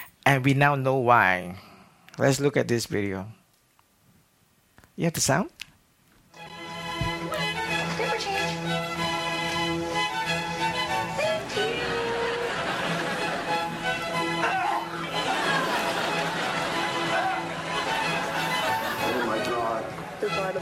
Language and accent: English; Singapore; accent: Singlish; moved away as an adult; now in Mobile, United States; I'm originally from Singapore, so you have some Singlish tonight